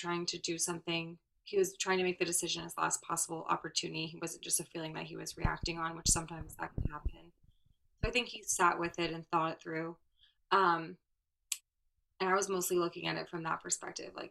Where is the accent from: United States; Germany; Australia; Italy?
United States; Florida; I'm from Florida